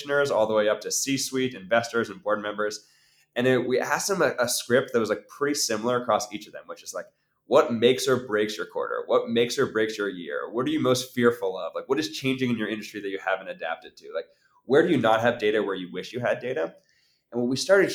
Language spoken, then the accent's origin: English; Maine, United States; I grew up in Maine